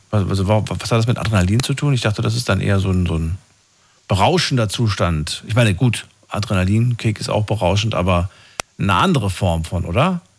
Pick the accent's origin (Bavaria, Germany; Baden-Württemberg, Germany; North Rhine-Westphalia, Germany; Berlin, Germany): Baden-Württemberg, Germany; Black Forest; Ich komme ja aus dem Schwarzwald.